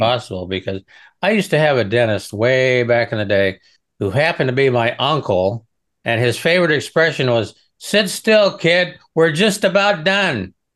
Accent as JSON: {"language": "English", "region": "Nebraska", "country": "United States", "said": "I'm originally from Nebraska."}